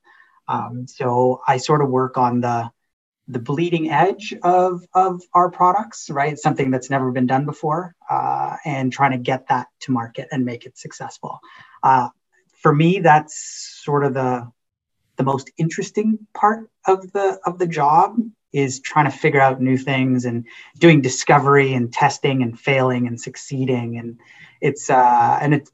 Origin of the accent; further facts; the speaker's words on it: Mississauga, Ontario, Canada; also born or lived in Guyana / Trinidad and Tobago; now in Waterloo, Canada; I grew up in Mississauga and came to the University of Waterloo for school and then just sort of never left